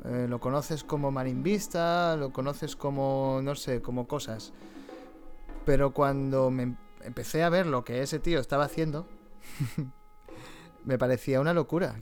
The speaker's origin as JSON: {"language": "Spanish", "town": "Valencia", "region": "Valencian Community", "country": "Spain", "said": "Yo que soy de Valencia"}